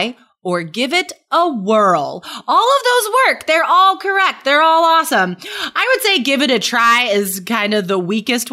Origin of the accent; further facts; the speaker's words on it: West Coast, United States; I grew up on the West Coast